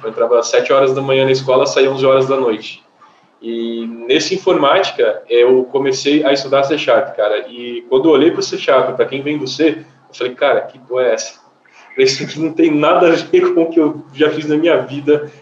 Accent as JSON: {"language": "Portuguese", "town": "Batatais", "region": "São Paulo", "country": "Brazil", "tie": "born or raised there", "moved": "yes", "said": "Vim do interior, do interior de São Paulo, e uma curiosidade que como eu vim do interior do interior, lá só tinha PC da Positivo"}